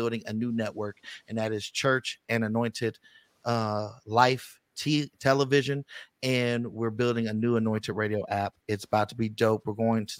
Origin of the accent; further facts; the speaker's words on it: the Bay Area, California, United States; now in Las Vegas, United States; I'm from the Bay